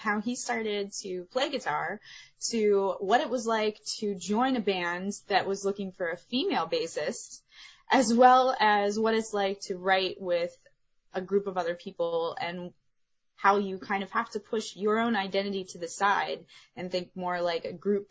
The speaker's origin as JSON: {"language": "English", "town": "Pittsburgh", "region": "Pennsylvania", "country": "United States", "said": "I'm from Pittsburgh"}